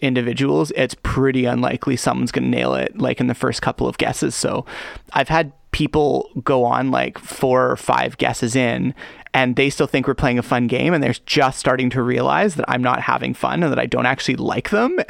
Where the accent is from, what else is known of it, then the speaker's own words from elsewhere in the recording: Richmond, British Columbia, Canada; I'm born in Richmond. So when people living in Richmond or Vancouver ask me where I'm from, it's funny because I'm usually more from here than they are.